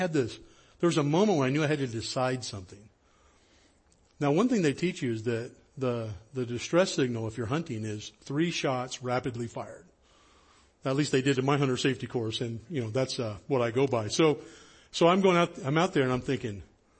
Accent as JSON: {"language": "English", "area": "High Sierras", "region": "Northern California", "country": "United States", "tie": "born or raised there", "said": "I was born and raised in Northern California up in the High Sierras."}